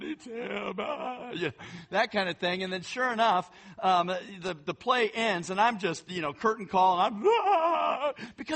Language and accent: English; Hayward, California, United States; I grew up doing plays in the Bay Area. And one of the plays that I got to do was I got to do A Christmas Carol over in San Francisco at the American Conservatory Theater. And so I lived in Hayward